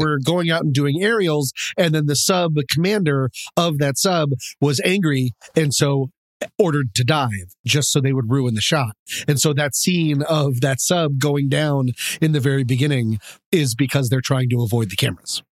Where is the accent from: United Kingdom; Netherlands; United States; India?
United States; Boulder, Colorado; growing up in Boulder, Colorado